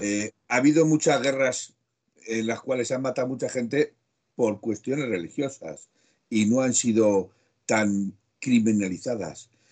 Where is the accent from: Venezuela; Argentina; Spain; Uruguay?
Spain; Aragon; como buen maño